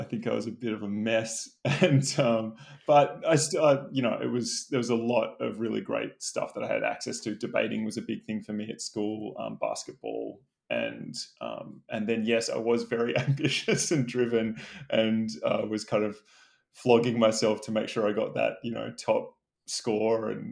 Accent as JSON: {"language": "English", "town": "Sydney", "region": "New South Wales", "country": "Australia", "tie": "born or raised there", "also_born_or_lived": "New York", "moved": "as an adult", "said": "I was born in Sydney, Australia, and I still live in Sydney, Australia"}